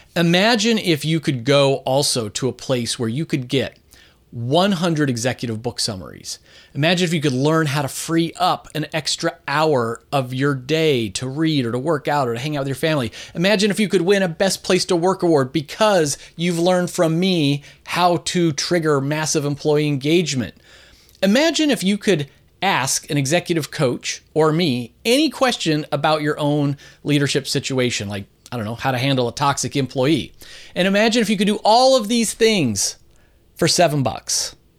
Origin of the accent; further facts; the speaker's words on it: Philadelphia, Pennsylvania, United States; I'm coming to you today from my hometown of Philadelphia, Pennsylvania